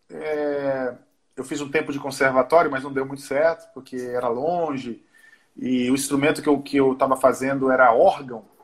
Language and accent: Portuguese; Recife, Pernambuco, Brazil; also born or lived in Pará / Olinda; Eu nasci em Pernambuco. Ali pelos três anos eu fui para o norte, fui morar, morei três anos no Pará depois eu voltei para Recife e fiquei 11 anos em, em, em, Pernambuco. Eu fiquei lá até os 17.